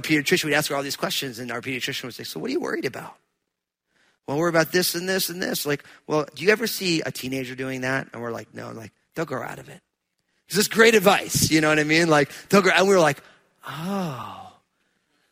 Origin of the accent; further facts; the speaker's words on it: New Jersey, United States; I'm from New Jersey